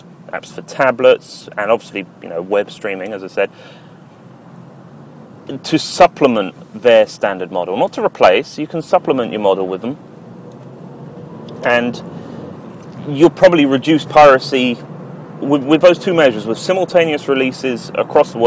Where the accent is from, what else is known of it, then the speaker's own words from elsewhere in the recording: United Kingdom; speaking as a Brit